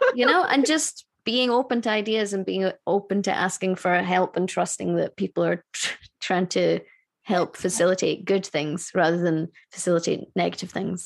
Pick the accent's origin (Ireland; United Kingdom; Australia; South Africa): United Kingdom; Scotland; I'm Scottish.